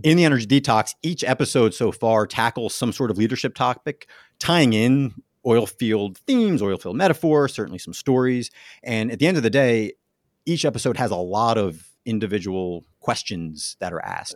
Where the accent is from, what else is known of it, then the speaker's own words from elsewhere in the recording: New Jersey, United States; moved away; also born or lived in Pittsburgh; growing up in New Jersey, uh, going to Notre Dame